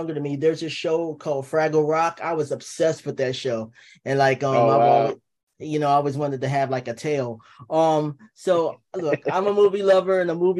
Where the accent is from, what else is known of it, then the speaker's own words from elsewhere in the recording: New Jersey, United States; I'm a Jersey boy